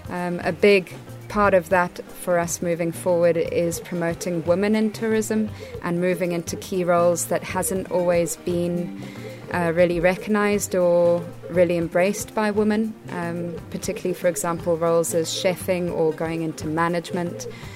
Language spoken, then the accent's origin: English; South Africa; also born or lived in Botswana; now in Malawi; As you know, I'm from South Africa and Botswana